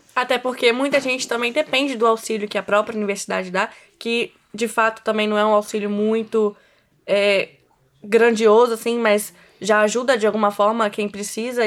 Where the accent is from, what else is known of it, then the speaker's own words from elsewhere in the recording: Cachoeiro de Itapemirim, Espírito Santo, Brazil; moved away as an adult; now in Vitória, Brazil; Sou de Cachoeira de Itapemirim